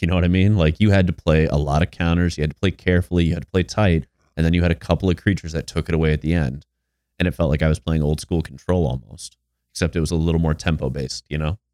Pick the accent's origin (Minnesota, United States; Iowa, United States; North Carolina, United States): Iowa, United States; I'm an Iowa boy